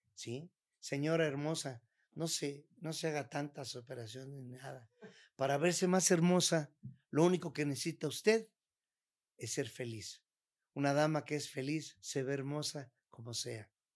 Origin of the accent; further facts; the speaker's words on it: Mexico; como mexicano